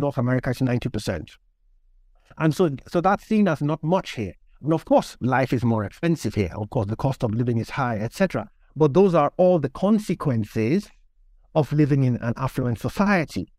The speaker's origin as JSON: {"language": "English", "region": "Lagos", "country": "Nigeria", "tie": "born or raised there", "also_born_or_lived": "Warsaw, Poland", "moved": "as an adult", "lives_now": "United Kingdom", "said": "I grew up in Nigeria. Um, I was born to a Nigerian father and a Polish mother. Uh, so I lived in Lagos for the first seventeen years of my life"}